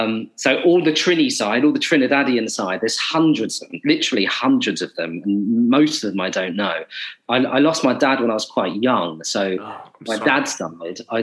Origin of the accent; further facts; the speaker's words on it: Maidstone, South East England, United Kingdom; I'm not an Aussie. I'm very much a British actor, and I was born in quite a small town called Maidstone in Kent.